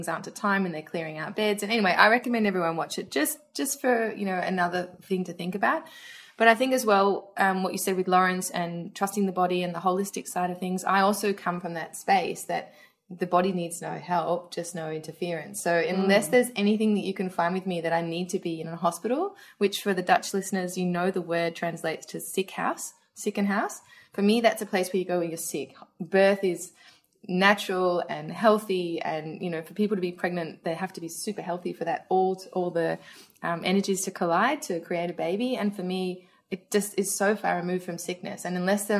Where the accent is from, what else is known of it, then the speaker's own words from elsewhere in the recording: Australia; moved away; Especially with me being Australian and telling my mum who lived in Australia